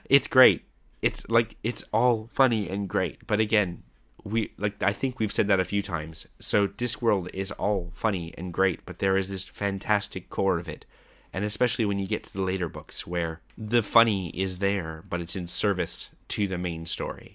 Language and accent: English; Canada; I'm Canadian